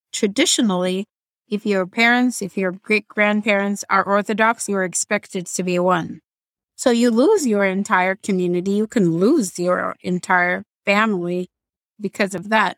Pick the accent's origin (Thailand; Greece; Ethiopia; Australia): Ethiopia; English is a second language; moved away; I'm from Ethiopia